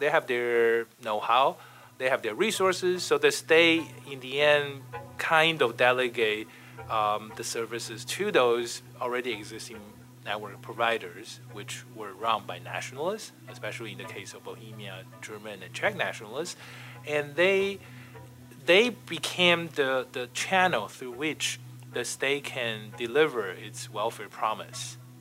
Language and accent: English; Taiwan; moved away as an adult; also born or lived in Taipei; now in United States; I'm originally from Taiwan